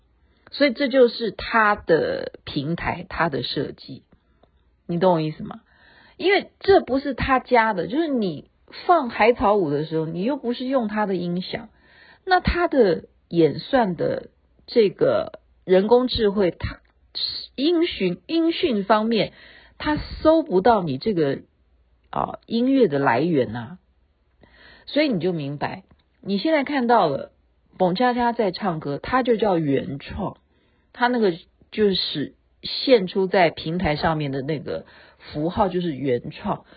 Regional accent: Taoyuan, Taiwan; 我是台湾的，台湾桃园的，台湾话要这样说，爸爸叫做爸爸

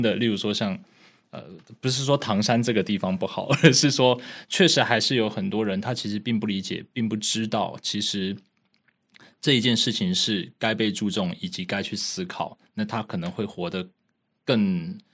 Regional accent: Taipei, Taiwan; 我是台湾人嘛，然后我在台北长大

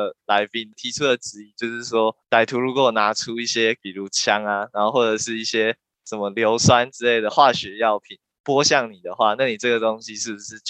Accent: Miaoli County, Taiwan; 就来自实践工业产品设计系四年级的学生。然后我是苗栗来的。

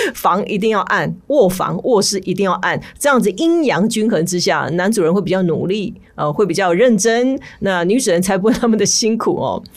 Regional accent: Taiwan; 我们台湾人

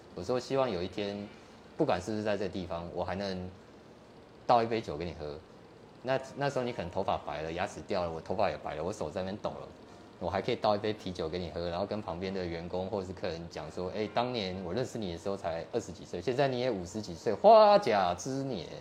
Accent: Kaohsiung, Taiwan; 在高雄，在儿子寮，儿子寮。嗯，那时候没像现在开发那么那么多啊

